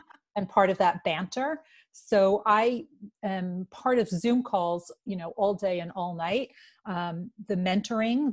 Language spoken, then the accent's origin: English; New York City, New York, United States; I am from New York. New York City